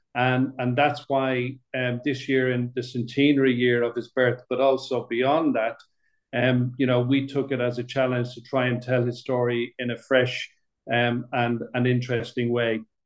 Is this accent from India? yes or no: no; Dublin, Leinster, Ireland; moved away as an adult; also born or lived in Middle East / United Kingdom; I grew up in Dublin, born, bred, and buttered in Dublin